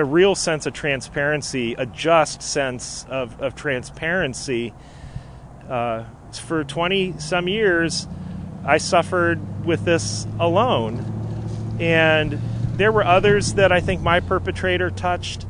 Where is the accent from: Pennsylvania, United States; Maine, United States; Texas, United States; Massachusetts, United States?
Pennsylvania, United States; Erie; I'm from Erie, Pennsylvania. I was raised there